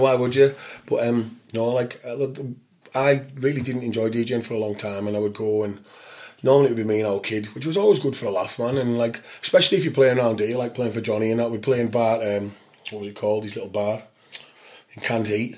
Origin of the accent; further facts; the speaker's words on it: St Bees, North West England, United Kingdom; where we grew up in St. Bees